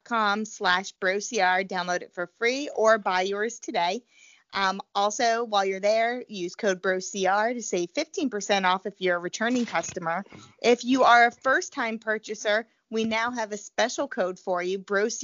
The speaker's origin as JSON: {"language": "English", "region": "New Jersey", "country": "United States", "tie": "born or raised there", "also_born_or_lived": "Missouri", "said": "But, like, you know, I grew up in New Jersey. I know how to drive in the snow. But even when I lived in Missouri, people drive like morons."}